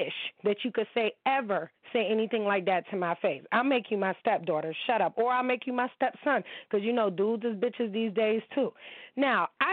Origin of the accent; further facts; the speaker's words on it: United States; I am an American girl